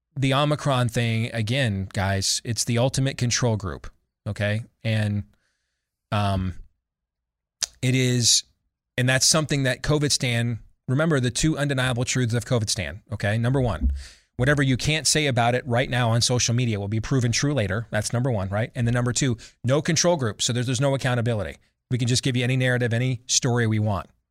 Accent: United States; I'm an American.

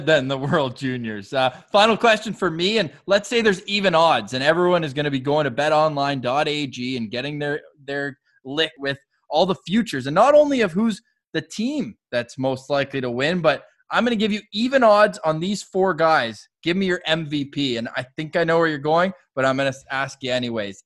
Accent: Canada; maybe being Canadian helps

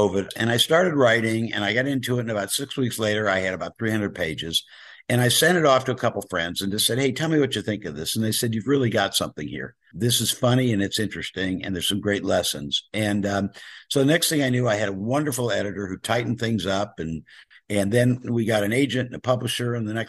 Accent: Indianapolis, Indiana, United States; Right, Indianapolis.

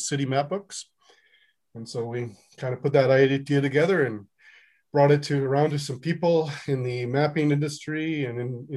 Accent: Trail, British Columbia, Canada; also born or lived in Vancouver; we grew up in Trail and then went down to Vancouver, UBC

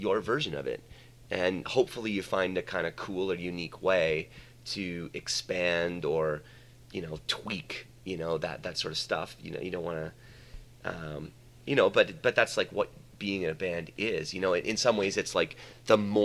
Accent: Canada; now in Mexico; we're Canadian and we grew up in Canada

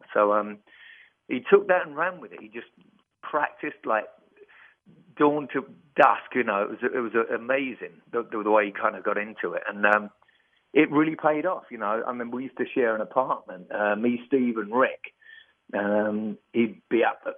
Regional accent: London, United Kingdom; I'm from London.

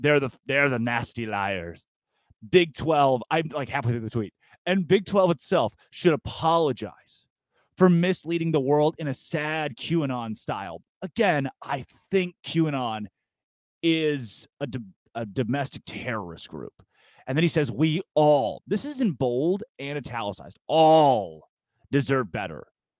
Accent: Arkansas, United States; What they didn't know is that I'm from Arkansas and my father was like a delicacy.

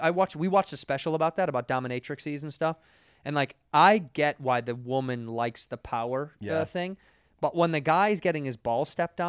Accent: Midwest, United States; because we're from the Midwest, we don't sound like anything.

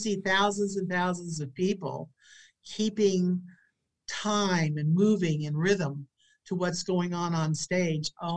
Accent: St. Petersburg, Florida, United States; this is my hometown

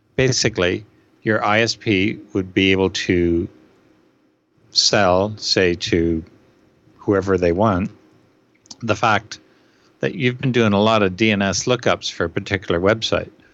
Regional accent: Canada; as a Canadian

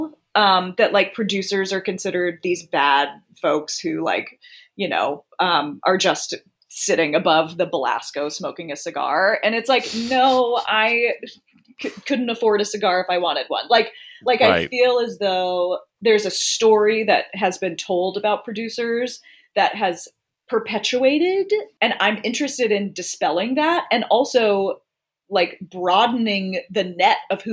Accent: Greenville, South Carolina, United States; moved away; my hometown in Greenville, South Carolina

